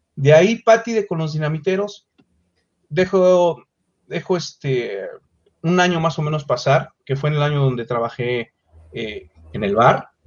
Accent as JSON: {"language": "Spanish", "region": "Mexico City", "country": "Mexico", "tie": "born or raised there", "said": "Yo nací en la Ciudad de México, exactamente"}